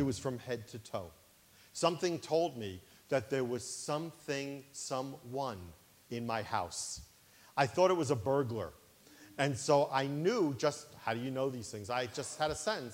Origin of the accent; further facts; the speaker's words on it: New York City, New York, United States; When I was a child growing up in Brooklyn, New York, I grew up in a Jewish family